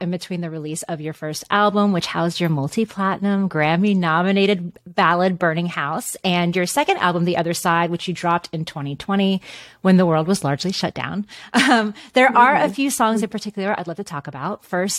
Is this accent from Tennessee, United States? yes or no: yes; Nashville, Tennessee, United States; now in California, United States; I'm actually from Nashville.